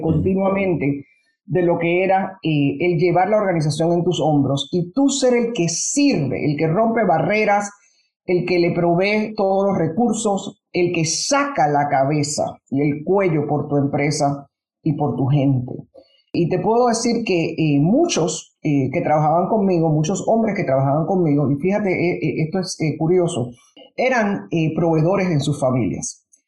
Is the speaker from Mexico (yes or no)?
no; Panama; also born or lived in United States; now in Puerto Rico; Yo nací originalmente en Panamá, mi familia todavía está toda en Panamá. Crecimos en, un ambiente del, de verdad, del Panamá